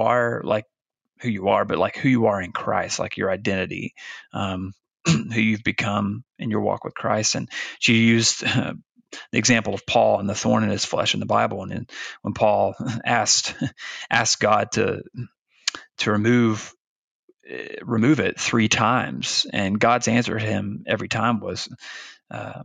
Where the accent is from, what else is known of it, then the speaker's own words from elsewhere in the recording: Arkansas, United States; moved away as an adult; also born or lived in Virginia; Branson, Missouri was about an hour and a half north of where I grew up in Arkansas